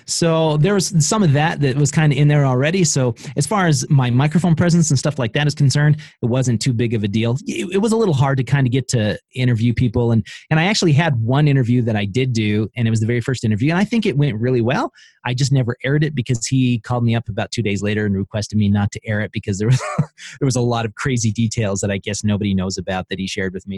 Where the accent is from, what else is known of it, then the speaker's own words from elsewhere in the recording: Idaho, United States; I'm from Idaho